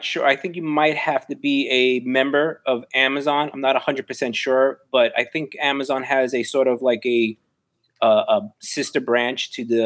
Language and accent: English; New York City, New York, United States; moved away as an adult; now in Huntington, United States; I live in Huntington right now. I grew up on Lower East Side Manhattan all my life.